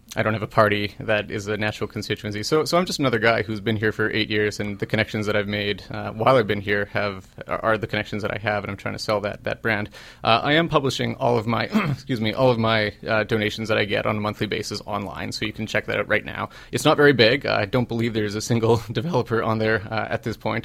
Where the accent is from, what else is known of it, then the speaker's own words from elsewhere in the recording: Winnipeg, Manitoba, Canada; moved away as an adult; now in Halifax, Canada; I'm from Winnipeg. I'm a come from away from from Winnipeg